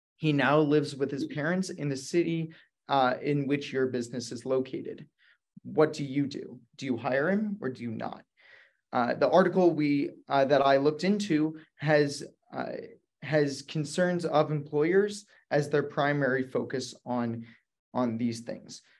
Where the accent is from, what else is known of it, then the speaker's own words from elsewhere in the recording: Jamison, Pennsylvania, United States; I come from Jamison, Pennsylvania